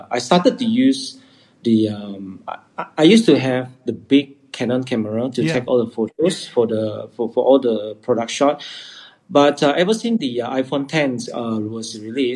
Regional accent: Sarawak, Malaysia; I am from Sarawak

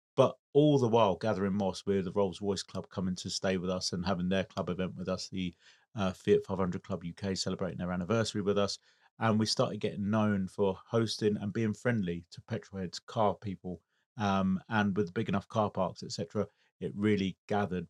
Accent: United Kingdom; I'm British Italian, born here in the U K

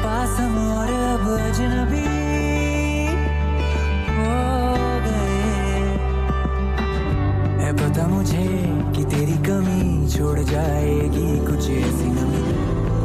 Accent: Dehradun, Uttarakhand, India; my hometown of Dehradun

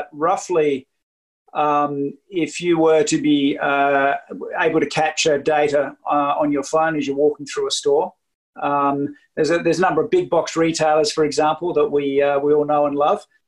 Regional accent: Australia; now in Lillehammer, Norway; I don't have a Norwegian accent because I'm Australian

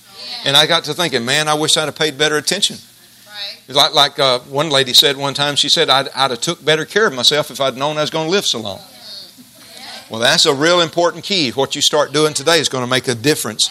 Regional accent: Jasper, United States; When I was a kid in Jasper, growing up in Jasper, we had A&P grocery store

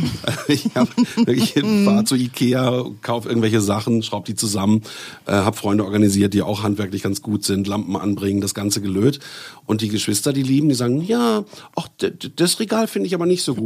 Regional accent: Bielefeld, North Rhine-Westphalia, Germany; now in Berlin, Germany; Ich komme ja ursprünglich aus Bielefeld

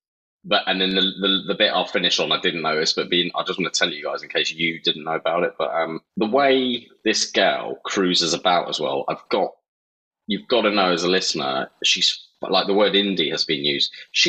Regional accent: New Jersey, United States; I'm from Jersey

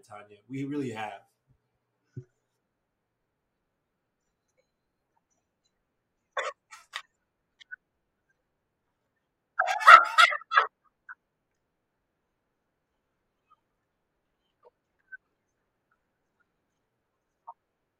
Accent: United States; also born or lived in Nigeria; I've lived in Nija up until I was six

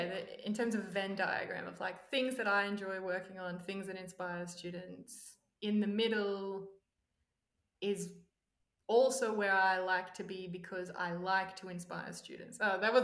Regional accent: Australia; also born or lived in Silicon Valley; I'm Australian

